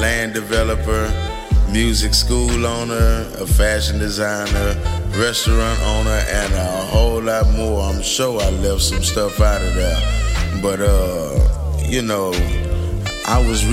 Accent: Houston, Texas, United States; I'm born and raised in Houston, Texas

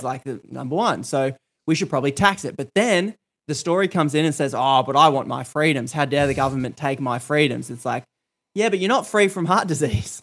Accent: Australia; I grew up in Australia

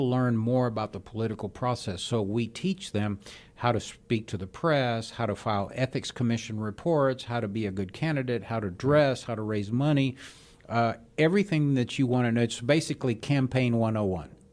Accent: Houston, Texas, United States; also born or lived in Havana, Cuba; I grew up in the Astrodome

